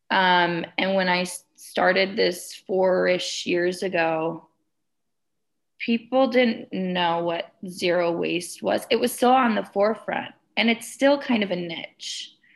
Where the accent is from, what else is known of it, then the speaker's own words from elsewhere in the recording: Wisconsin, United States; moved away as an adult; now in Colorado, United States; I was born and raised in Wisconsin, and I moved out to Colorado about five years ago